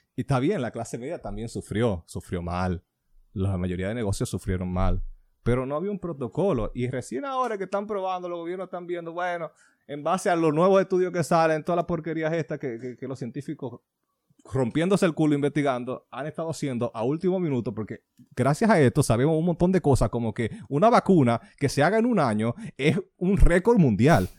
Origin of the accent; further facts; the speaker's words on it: Dominican Republic; de donde yo nací.